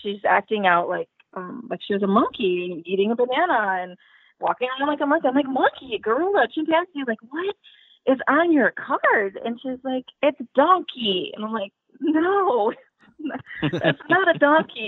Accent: Indiana, United States; I'm from Indiana

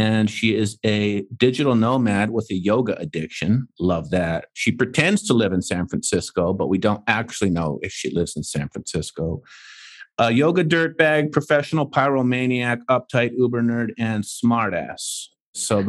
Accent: Canada; I'm from Canada

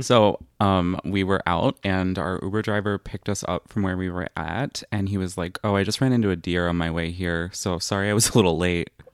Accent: Lancaster, Ohio, United States; now in Columbus, United States; We're both from Lancaster, Ohio

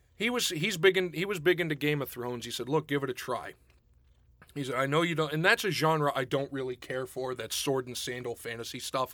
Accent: Pittsburgh, Pennsylvania, United States; growing up outside of Pittsburgh

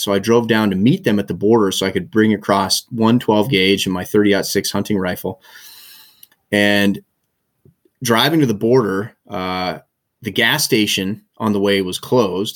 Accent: Helena, Montana, United States; moved away as an adult; also born or lived in Bozeman / Forest Grove, Oregon / Aspen, Colorado; now in Nelson, Canada; I was born and raised in Montana, and, uh, grew up in Helena, Montana

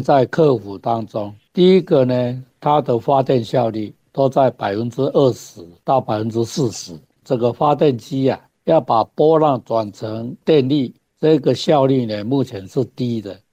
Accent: Taiwan; 我们台湾的冬天有很好的东北季风

